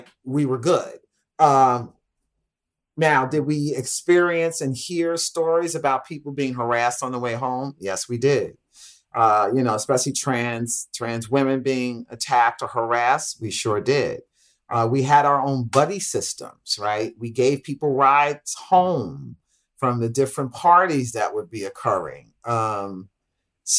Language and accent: English; Jersey City, New Jersey, United States; also born or lived in Newark, New Jersey; I was born and raised in Jersey City